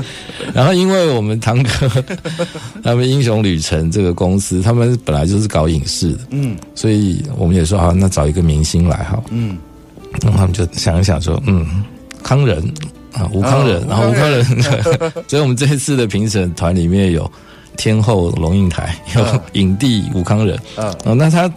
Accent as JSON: {"language": "Chinese", "country": "Taiwan", "said": "我就是台湾人"}